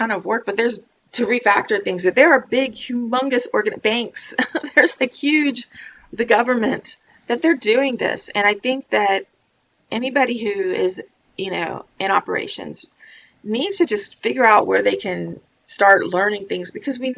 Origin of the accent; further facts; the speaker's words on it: Florida, United States; I'm from Florida